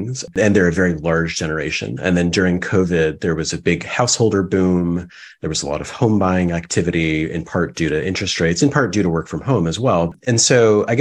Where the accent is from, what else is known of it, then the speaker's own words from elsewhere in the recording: Ann Arbor, Michigan, United States; I grew up in Ann Arbor